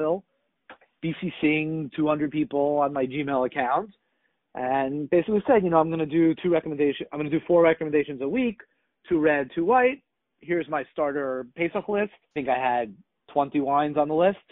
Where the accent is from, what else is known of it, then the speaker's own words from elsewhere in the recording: Israel; also born or lived in Boston, Massachusetts, United States; my parents made Aliyah to Eretz Yisrael when I was a kid, when I was 8